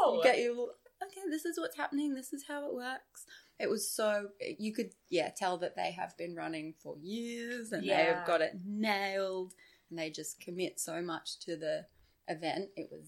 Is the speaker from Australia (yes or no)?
yes; Queensland, Australia; I'm like, I'm from Queensland. Where? Queensland, Australia.